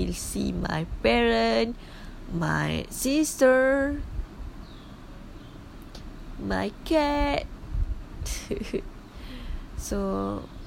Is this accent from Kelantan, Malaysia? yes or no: yes; Kelantan, Malaysia; English is a second language; moved away as an adult; I'm at my hometown.